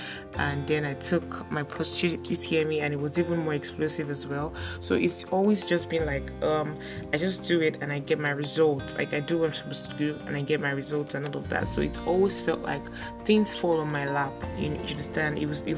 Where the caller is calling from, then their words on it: Lagos, Nigeria; So before I got into OAU, I attended Grimes College here in Lagos. Okay, I'm recording from Lagos, Nigeria.